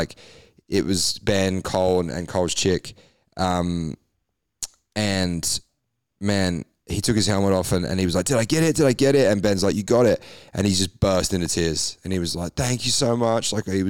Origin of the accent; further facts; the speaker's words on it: England, United Kingdom; Had a chat about being English and things.